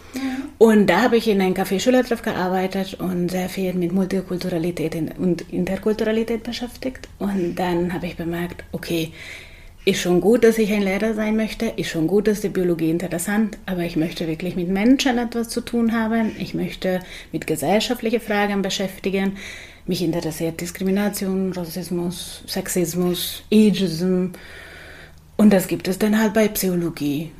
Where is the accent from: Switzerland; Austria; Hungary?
Hungary; Budapest; German is a second language; moved away as an adult; also born or lived in Augsburg, Germany; now in Berlin, Germany; Ich komme aus Budapest, also aus Ungarn.